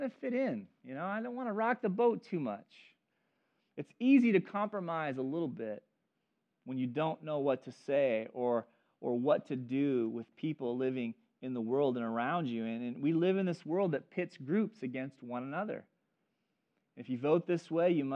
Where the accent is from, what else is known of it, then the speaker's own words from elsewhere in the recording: Chico, California, United States; I grew up in Chico area